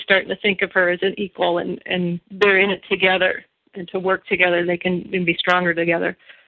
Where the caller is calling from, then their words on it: Sarasota, Florida, United States; I'm calling from Sarasota, Florida.